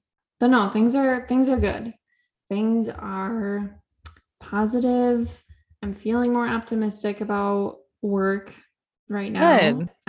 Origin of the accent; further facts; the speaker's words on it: Michigan, United States; moved away as an adult; now in New York, United States; We're about to go back to Michigan, which I'm excited about. I'm excited to go home and see my family for a little bit.